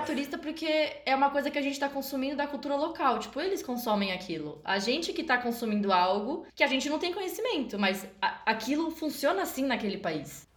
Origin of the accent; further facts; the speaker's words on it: São Paulo, Brazil; a gente nasceu aqui eu nasci em São Paulo